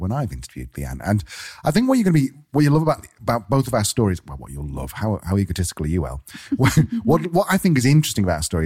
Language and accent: English; United Kingdom; moved away; I'm being British